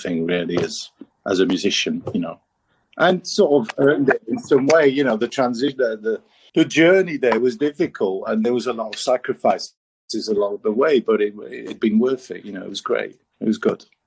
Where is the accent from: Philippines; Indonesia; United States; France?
France; moved away as an adult; now in Manchester, United Kingdom; I'm half French, half British, and I grew up in France. And I decided at the age of 20 that France was not for me